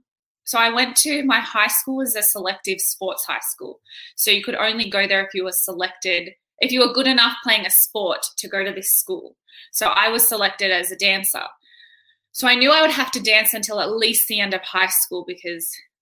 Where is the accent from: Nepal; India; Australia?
Australia; Campbelltown, New South Wales; I grew up in Campbelltown, which is like western suburbs of Sydney, I think. But I moved around a lot. So I stayed in like Sydney, but around in like an hour diameter.